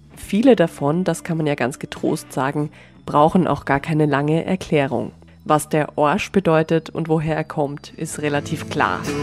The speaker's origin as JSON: {"language": "German", "region": "Vienna", "country": "Austria", "said": "wir Wienerinnen"}